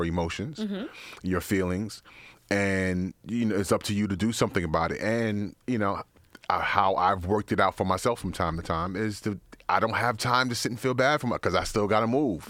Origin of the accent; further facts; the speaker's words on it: New York City, New York, United States; I'm from Brooklyn.